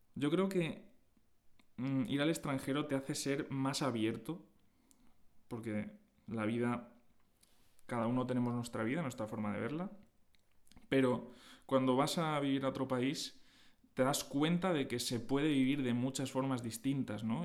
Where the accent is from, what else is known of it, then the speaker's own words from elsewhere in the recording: Agost, Valencian Community, Spain; Sí, yo soy de Agost, un, pueblo de poco más de 4.000 habitantes en, Alicante